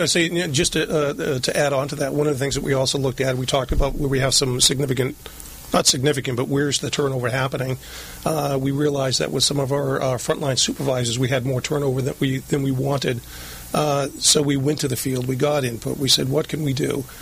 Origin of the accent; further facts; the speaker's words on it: Lynn, Massachusetts, United States; moved away as an adult; now in Southern California, United States; I grew up right outside of Boston, a place called Lynn, Massachusetts.